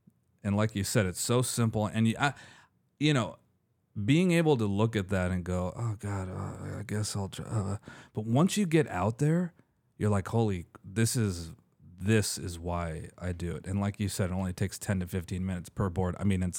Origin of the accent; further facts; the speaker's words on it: Hollywood, California, United States; I've been living in LA. I was literally born and raised in Hollywood.